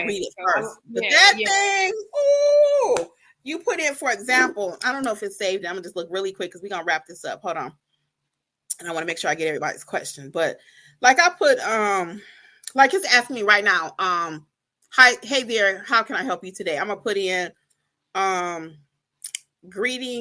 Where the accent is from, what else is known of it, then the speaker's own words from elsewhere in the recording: Detroit, Michigan, United States; moved away as an adult; now in Georgia, United States; I'm from Detroit originally, but I've been in Georgia for 20-something years